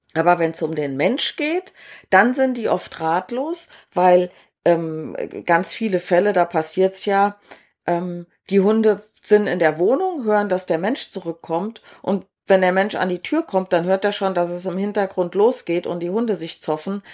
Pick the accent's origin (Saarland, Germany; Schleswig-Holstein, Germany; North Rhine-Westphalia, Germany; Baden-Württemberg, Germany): Saarland, Germany; moved away; ich bin ja ursprünglich aus dem Saarland und da heißt es alle hopp